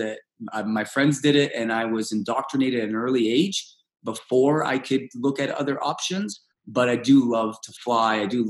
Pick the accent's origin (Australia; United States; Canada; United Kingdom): Canada; first language Russian; English is a second language; also born or lived in Moscow, Russia; I just got to Canada. I was adopted and everything